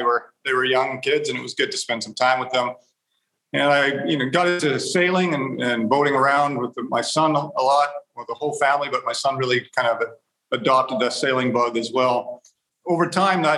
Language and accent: English; Canada; moved away; I'm originally from Canada